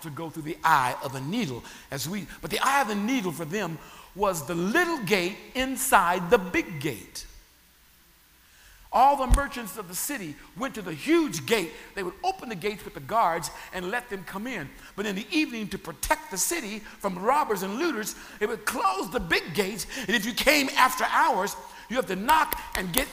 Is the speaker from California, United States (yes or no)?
yes; Sacramento, California, United States; where I grew up in Sacramento, California, there was the city zoo